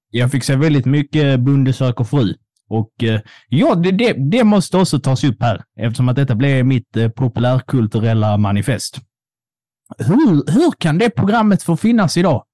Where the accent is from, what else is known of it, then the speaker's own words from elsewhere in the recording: Scanians, Skåne, Sweden; vi är ju båda skåningar